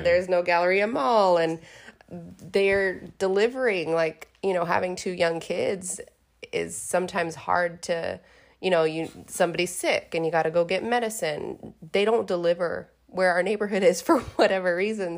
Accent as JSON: {"language": "English", "town": "Houston", "region": "Texas", "country": "United States", "tie": "born or raised there", "moved": "as an adult", "lives_now": "Beaumont, United States", "said": "I grew up in Houston. My life is in Houston"}